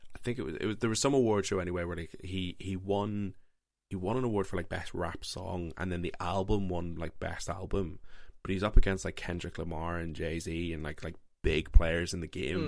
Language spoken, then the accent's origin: English; Northern Ireland, United Kingdom; I grew up in Northern Ireland, very Christian household